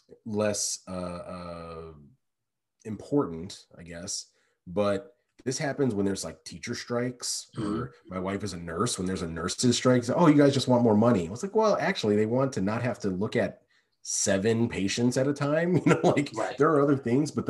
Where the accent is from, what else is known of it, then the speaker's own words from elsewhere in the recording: Chicago, Illinois, United States; as a Bulls fan growing up in Chicago